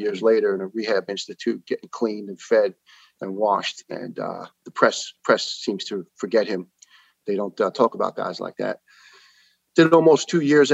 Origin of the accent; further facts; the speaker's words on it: New York City, New York, United States; accent: New York; moved away as an adult; also born or lived in Brooklyn, New York / Ireland; now in Tennessee, United States; I'm a proud New York born and raised boy